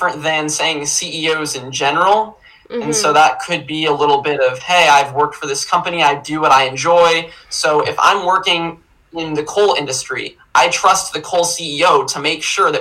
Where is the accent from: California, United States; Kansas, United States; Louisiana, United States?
Kansas, United States; I'm from Kansas